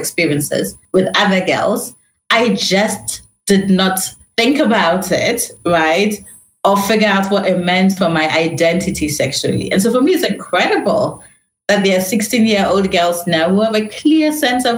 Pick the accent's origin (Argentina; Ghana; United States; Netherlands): Ghana; moved away as an adult; also born or lived in London, United Kingdom; So although I was born in London, you know, my mom moved back to Ghana when I was really young, under 2 years old